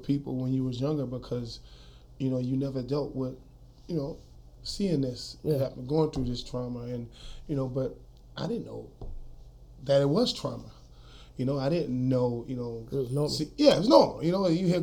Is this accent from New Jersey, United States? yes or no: no; New Orleans, Louisiana, United States; moved away as an adult; now in Colorado, United States; I grew up in New Orleans, Louisiana, uptown, Third Ward, Melfamine Projects. I was born in New Orleans in 1981, Charity Hospital.